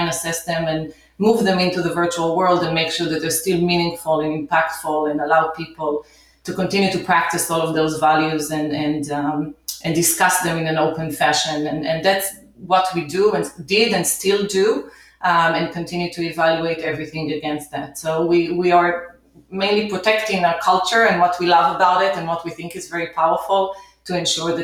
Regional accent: Israel; moved away as an adult; also born or lived in New York City, United States; now in United States; So I grew up in Israel, came to the U.S. in 1992

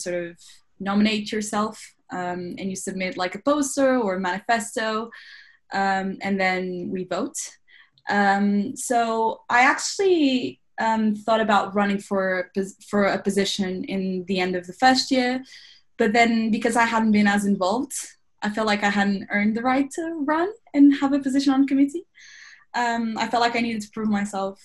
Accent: Lisbon, Portugal; moved away as an adult; now in London, United Kingdom; I'm from Lisbon, Portugal

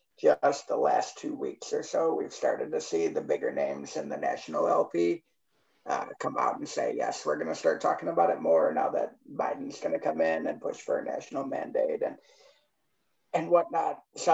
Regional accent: Michigan, United States; I'm from Michigan.

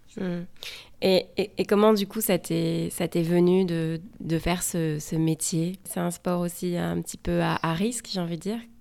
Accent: France; also born or lived in West Coast, United States; now in United States; je suis française et je vous parle depuis la côte ouest des États-Unis.

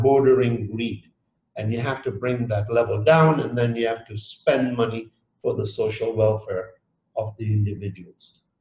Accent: Dar es Salaam, Tanzania; moved away; also born or lived in Geneva, Switzerland; I was born in Dar es Salaam, Tanzania, many, many years ago. And I did my first part of schooling there. And then my family sent me to École Internationale de Genève in Geneva

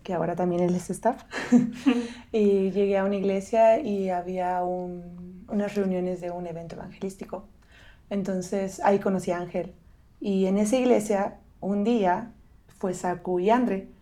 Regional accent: State of Mexico, Mexico; moved away; soy mexicana, crecí en el Estado de México

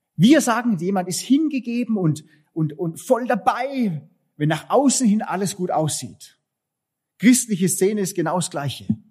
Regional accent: Southern Germany, Germany; wir als Süddeutsche

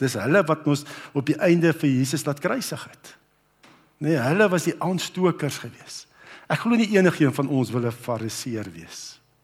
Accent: Brits, North West, South Africa; toe ek nou groot geword het op Brits

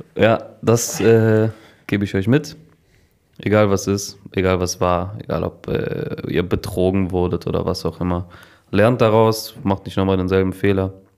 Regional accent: Cologne, North Rhine-Westphalia, Germany; bei uns in Kölle

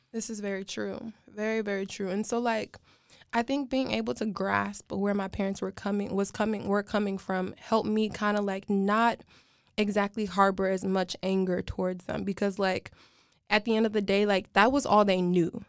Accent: United States; I was born in America

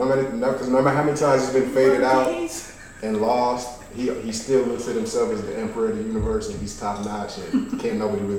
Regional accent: Canada; I'm from Canada.

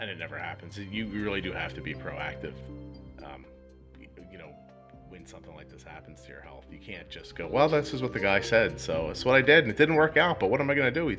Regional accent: Philadelphia, Pennsylvania, United States; So, I'm in Philadelphia, right around, well, I'm outside of Philadelphia, New Jersey. And I grew up in Philly my whole life.

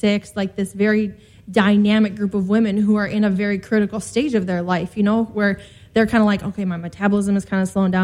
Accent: South Dakota, United States; now in Chicago, United States; I'm originally from South Dakota, so I'm like down home, like middle

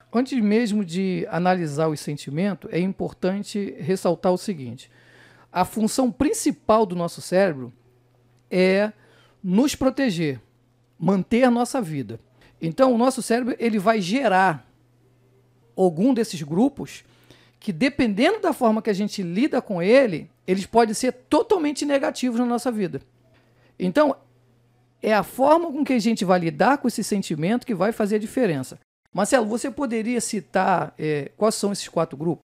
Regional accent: Rio de Janeiro, Brazil; eu sou de Bangu, Realengo

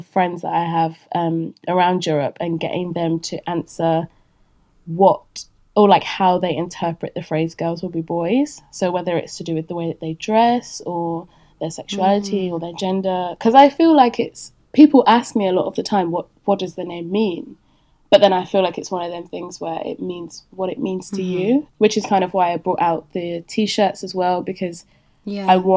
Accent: Leicester, East Midlands, United Kingdom; moved away as an adult; also born or lived in Paris; my hometown of Leicester

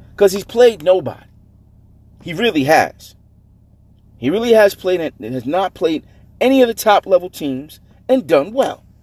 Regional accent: United States; I'm a New Yorker.

